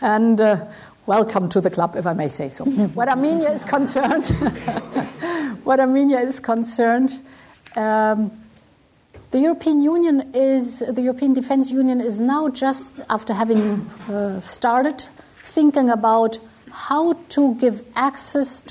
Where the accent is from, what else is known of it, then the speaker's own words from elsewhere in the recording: Brussels, Brussels-Capital Region, Belgium; I was born in Brussels. My father was German